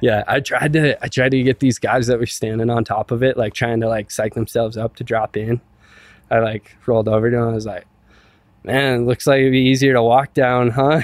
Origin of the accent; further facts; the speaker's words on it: Silverthorne, Colorado, United States; I grew up in Silverthorne